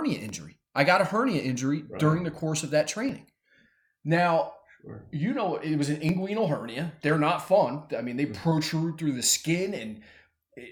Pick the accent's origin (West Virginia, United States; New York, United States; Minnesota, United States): West Virginia, United States; Weirton; where I grew up in Weirton